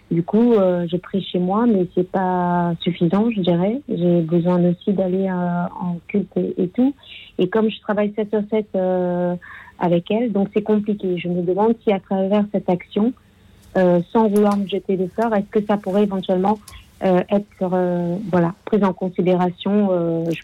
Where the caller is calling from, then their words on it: Menton, Provence-Alpes-Côte d'Azur, France; Et je, voilà, je suis de Menton dans le 06. Euh, j'appelle en effet euh, pour un petit témoignage et aussi une petite question derrière.